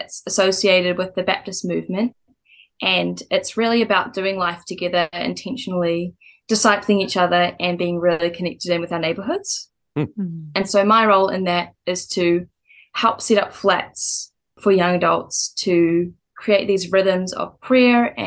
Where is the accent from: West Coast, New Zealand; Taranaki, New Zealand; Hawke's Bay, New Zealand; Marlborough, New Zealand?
Hawke's Bay, New Zealand; now in Auckland, New Zealand; I'm from Hawke's Bay